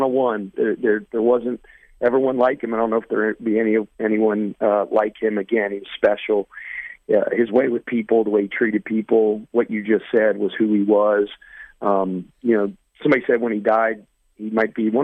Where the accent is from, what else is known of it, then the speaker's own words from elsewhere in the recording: Cincinnati, Ohio, United States; now in Charleston, United States; I'm from the west side of Cincinnati